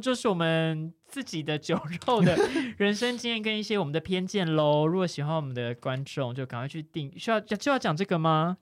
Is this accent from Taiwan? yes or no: yes; Tainan, Taiwan; moved away as an adult; now in Taipei, Taiwan; 因为我就是小时候住在台南嘛，然后大学就觉得，哦，我一定是要来台北的啦